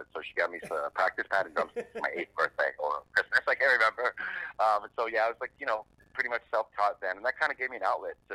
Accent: Boston, Massachusetts, United States; From Boston. The neighborhood called Jamaica Plain.

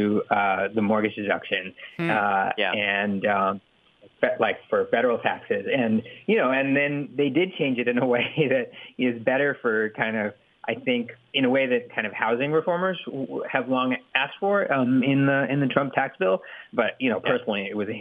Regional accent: California, United States; I grew up in California. I like California, and I'm very settled in California.

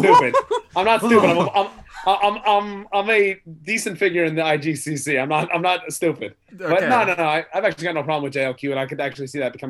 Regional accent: United States; Dude, I'm from America.

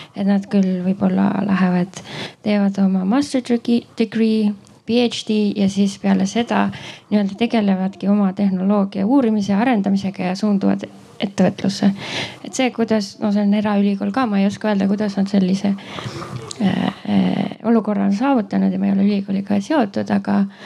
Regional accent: Estonia; now in United States; ma olen Eestist

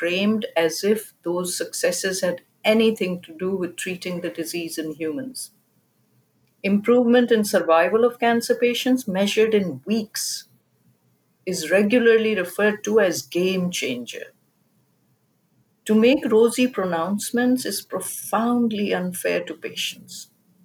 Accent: Pakistan; moved away as an adult; now in United States; I grew up in Pakistan, a country where science education was not easily available at an advanced level

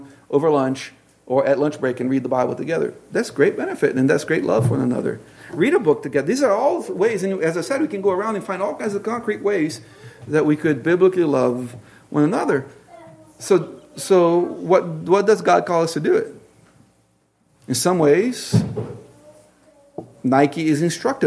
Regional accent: Brazil; moved away as an adult; also born or lived in Tacoma, Washington; now in Pacific Northwest, United States; the culture I grew up in Brazil

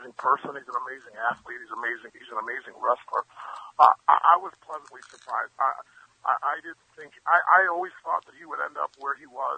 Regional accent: Cleveland, Ohio, United States; also born or lived in Washington, D.C.; I grew up in Cleveland.

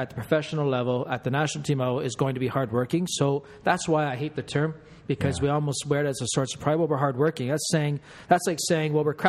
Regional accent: Canada; I guess I am going to be Canadian and politically correct.

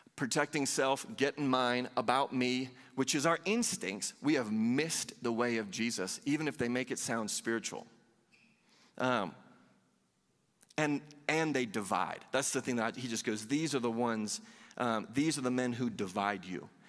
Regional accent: Southeast, United States; I grew up in the Southeast

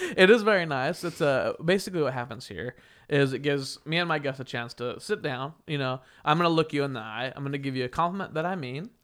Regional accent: Wichita, Kansas, United States; moved away; when I was growing up in, in my hometown, Wichita, Kansas

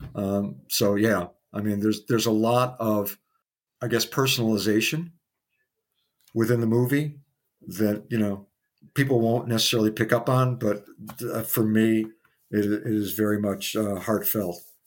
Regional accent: Midwest, United States; moved away as an adult; also born or lived in New York City; as a Midwesterner

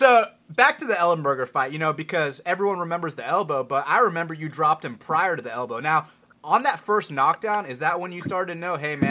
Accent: Atlanta, Georgia, United States; I'm from Atlanta, Georgia

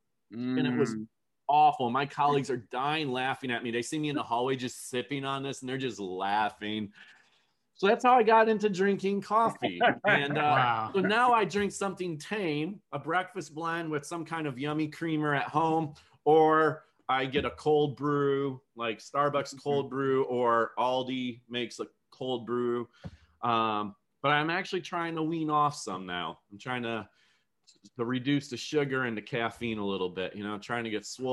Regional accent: outside of Buffalo, New York, United States; I grew up in outside of Buffalo, New York, so Western New York area

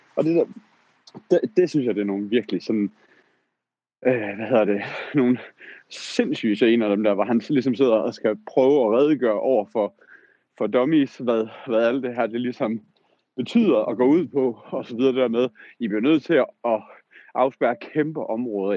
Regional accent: Southern Jutland, Southern Denmark, Denmark; Sønderjylland, hvor jeg kommer fra

